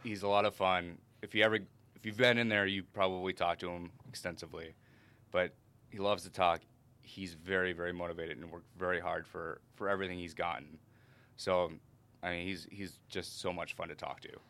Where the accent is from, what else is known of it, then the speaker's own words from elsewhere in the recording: Minnesota, United States; moved away as an adult; also born or lived in South Dakota / St. Louis, Missouri / South Carolina / Illinois; now in St. Charles, Illinois, United States; I grew up in Minnesota